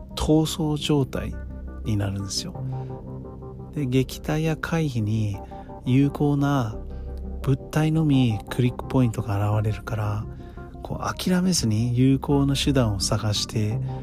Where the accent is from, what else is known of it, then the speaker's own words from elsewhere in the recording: United States; now in Japan; 私はアメリカで生まれ育ったので